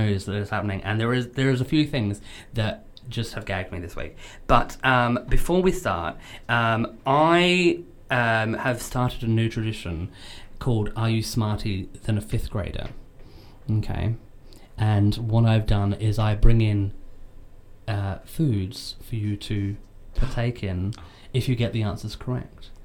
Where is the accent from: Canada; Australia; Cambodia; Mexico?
Australia; now in United Kingdom; I'm Australian